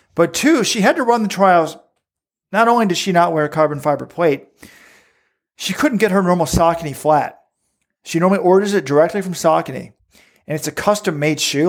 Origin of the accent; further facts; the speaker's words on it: Texas, United States; I grew up in Texas